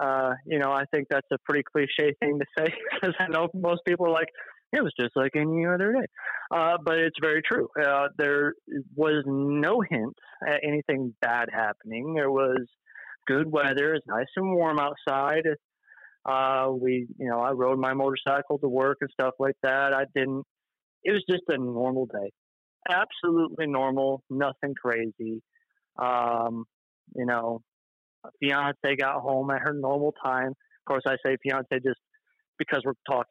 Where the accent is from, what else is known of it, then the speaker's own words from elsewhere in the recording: Michigan, United States; moved away as an adult; now in Tennessee, United States; born and raised in Michigan for about 20 years